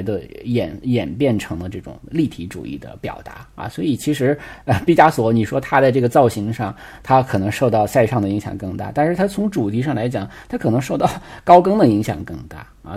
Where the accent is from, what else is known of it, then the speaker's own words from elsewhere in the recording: China; 对我们中国人来讲